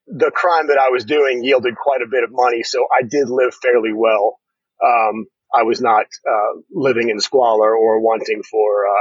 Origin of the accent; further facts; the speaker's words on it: Harrisburg, Pennsylvania, United States; moved away as an adult; also born or lived in State College, Pennsylvania / Dallas, Texas; I grew up here in Pennsylvania. I finished high school here in State College, although most of my childhood was in Harrisburg